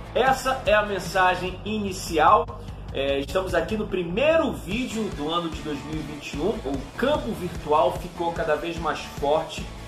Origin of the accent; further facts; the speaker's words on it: Pará, Brazil; now in Rio de Janeiro, Brazil; eu sou paraense e me mudei para o Rio de Janeiro em 1997